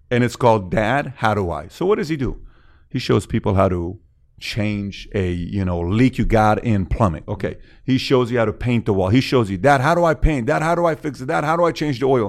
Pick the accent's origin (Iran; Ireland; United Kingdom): Iran; also born or lived in Woodland Hills, California / Glendale, California; now in United States; I'm from Iran